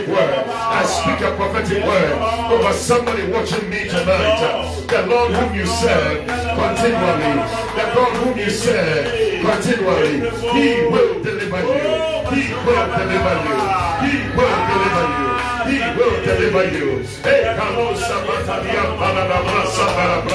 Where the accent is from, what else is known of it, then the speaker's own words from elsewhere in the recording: Ghana; As we say in Ghana